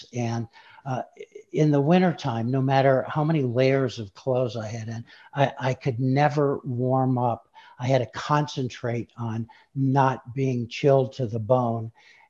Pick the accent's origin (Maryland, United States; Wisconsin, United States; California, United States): Wisconsin, United States; Shorewood; moved away as an adult; also born or lived in Denver, Colorado; I grew up in the Midwest. I grew up in Milwaukee